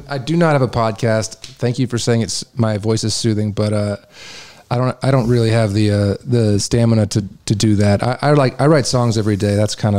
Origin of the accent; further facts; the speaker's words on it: Kalamazoo, Michigan, United States; now in Nashville, United States; my hometown in Kalamazoo, Michigan